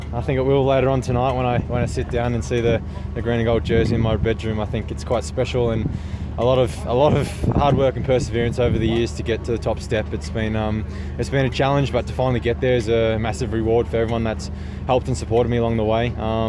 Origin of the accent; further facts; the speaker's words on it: Australia; I am the best at the tonight as an Australian Criterium rider, and I have been for many years